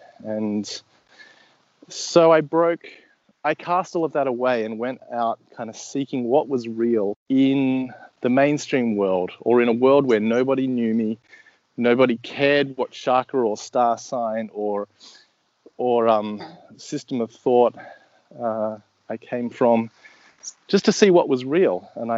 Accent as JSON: {"language": "English", "country": "Australia", "said": "So I'm Australian, if you hadn't already picked it up, though my accent's fairly not too Australian, and I can speak Australian for you if you want."}